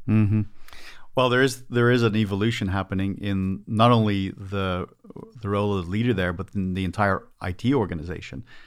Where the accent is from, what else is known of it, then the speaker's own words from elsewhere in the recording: Dublin, Leinster, Ireland; moved away as an adult; now in United States; I was born in Ireland, so this all happened over in Dublin, Ireland, and then I emigrated